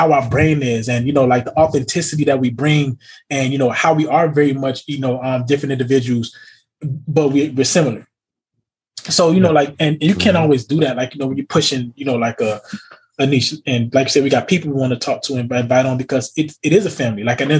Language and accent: English; United States; because we as American people have this one like weird brain